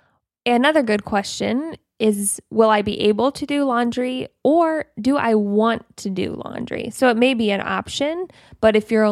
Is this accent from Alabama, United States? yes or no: no; Ohio, United States; We're from Ohio.